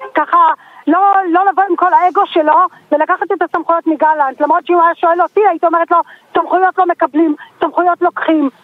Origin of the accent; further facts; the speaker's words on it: Israel; now in Binyamin; אני קיבוצניקית במקור